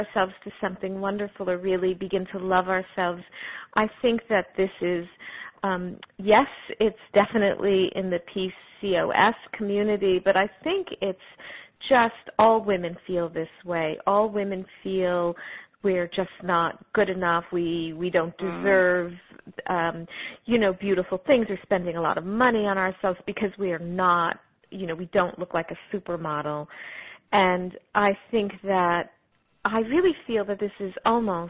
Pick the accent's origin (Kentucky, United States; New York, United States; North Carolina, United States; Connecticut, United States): Connecticut, United States; Stamford; I grew up in Stamford, Connecticut